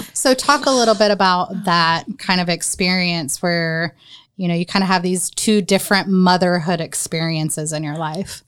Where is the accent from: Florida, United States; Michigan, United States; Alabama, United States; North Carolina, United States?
North Carolina, United States; now in Marion, Indiana, United States; my history growing up in North Carolina